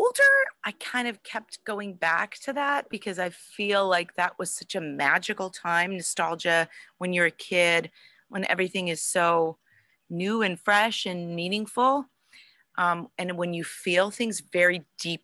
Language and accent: English; Cleveland, Ohio, United States; I grew up in Cleveland, and WMMS was like the thing to listen